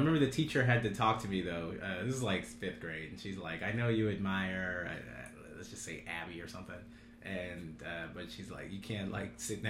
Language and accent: English; Kansas City, Missouri, United States; moved away as an adult; also born or lived in Long Island, New York; now in New York, United States; I grew up in Kansas City, Missouri.